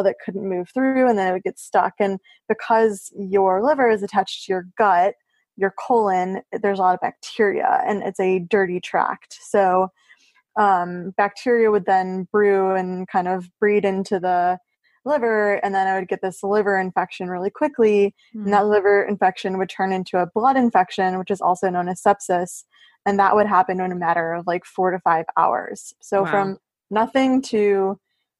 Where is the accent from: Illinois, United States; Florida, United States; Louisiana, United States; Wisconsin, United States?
Illinois, United States; Chicago; moved away as an adult; also born or lived in Washington, District of Columbia, United States / New York; I am from Chicago.